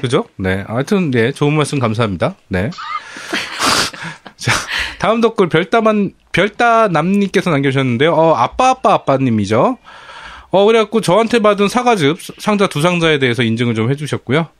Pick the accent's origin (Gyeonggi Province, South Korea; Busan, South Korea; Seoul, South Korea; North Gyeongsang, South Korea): Gyeonggi Province, South Korea; Bucheon; 저도 부천 토박이입니다